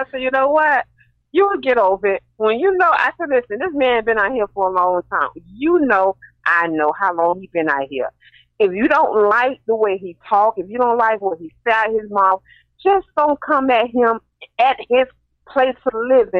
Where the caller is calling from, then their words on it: Florida, United States; I'm from Florida.